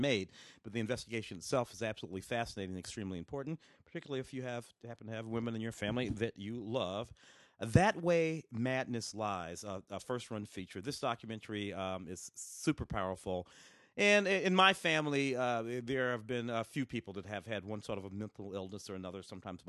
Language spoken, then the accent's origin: English; Tennessee, United States; born there; I was born in Tennessee. And you grow up going back there. We grew up in the city, but we were always going back down south.